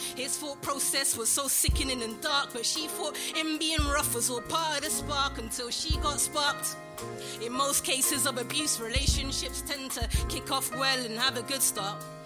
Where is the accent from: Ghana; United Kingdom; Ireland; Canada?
United Kingdom; London; I'm a Londoner, practically born and bred, and I speak English very well